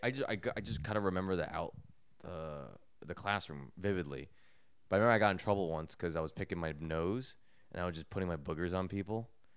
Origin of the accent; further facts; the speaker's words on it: Edison, New Jersey, United States; now in New York, United States; I'm from Edison.